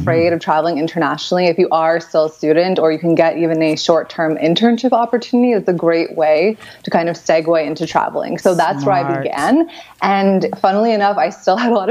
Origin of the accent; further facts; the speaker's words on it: United States; I'm from America